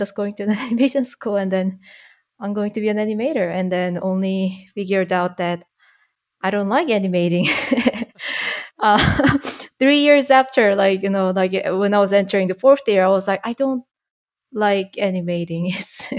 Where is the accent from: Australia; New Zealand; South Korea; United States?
South Korea; Seoul; English is a second language; moved away as an adult; also born or lived in Toronto, Canada; now in Canada; I'm from South Korea. I was born and raised in Seoul. And I moved to Canada